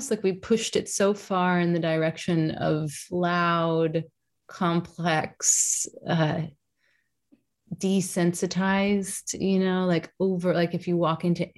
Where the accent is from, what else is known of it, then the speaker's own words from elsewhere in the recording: Kentucky, United States; I'm from Kentucky